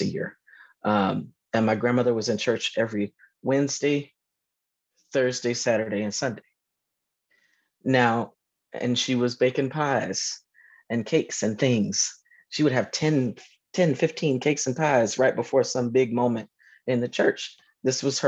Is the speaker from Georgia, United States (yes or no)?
yes; Georgia, United States; moved away as an adult; also born or lived in New York / Durham, North Carolina; I'm a Southerner. I grew up in Georgia.